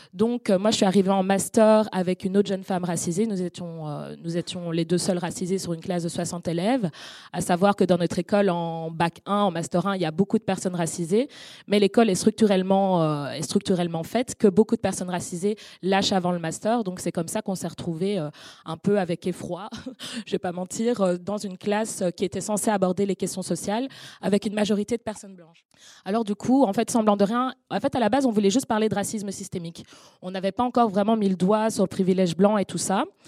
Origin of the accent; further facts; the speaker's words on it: Brussels, Brussels-Capital Region, Belgium; je suis née à Bruxelles